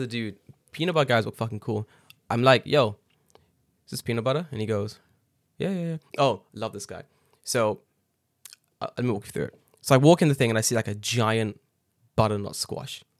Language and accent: English; England, United Kingdom; now in Japan; I was born there